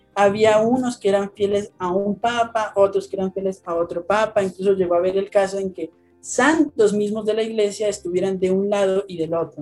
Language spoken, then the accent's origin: Spanish; Colombia; now in Bogotá, Colombia; soy de Colombia, les, hablo desde Bogotá, Colombia